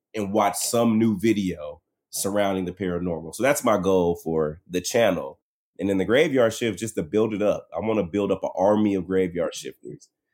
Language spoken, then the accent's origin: English; Dallas, Texas, United States; I'm from Dallas